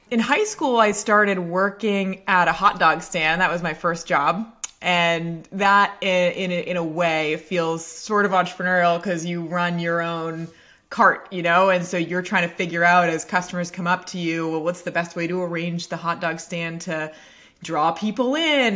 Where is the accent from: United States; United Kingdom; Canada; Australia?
United States; Portland, Maine; I grew up in Portland, Maine, uh, town just north of Portland, Maine. and, uh, had spent my whole life, uh, basically on the same street.